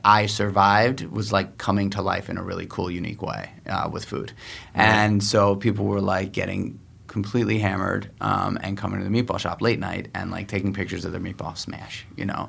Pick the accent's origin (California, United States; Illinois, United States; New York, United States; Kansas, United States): New York, United States; New York City; I was born and raised in New York City